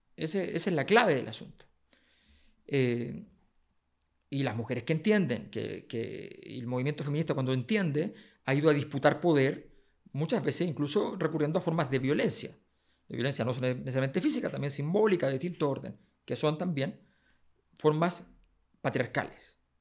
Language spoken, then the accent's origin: Spanish; Chile